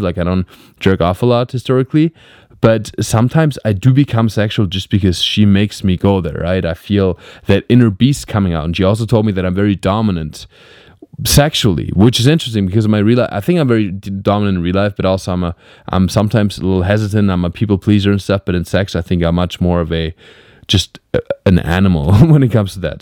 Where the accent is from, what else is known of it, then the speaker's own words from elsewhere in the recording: Black Forest, Baden-Württemberg, Germany; moved away as an adult; now in Los Angeles, United States; I'm in Germany. I'm in my hometown.